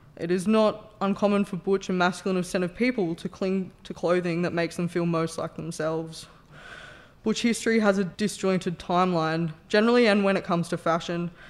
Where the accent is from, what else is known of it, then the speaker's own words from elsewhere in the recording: Newcastle, New South Wales, Australia; I grew up in Newcastle, a working-class heartland with roots in alcoholism and steel.